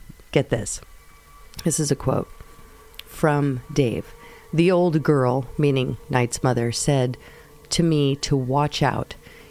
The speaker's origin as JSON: {"language": "English", "region": "North West England", "country": "United Kingdom", "tie": "born or raised there", "said": "I grew up in the Lake District of Northwest England, so I was hunting my whole life, and I was used to having my own farm"}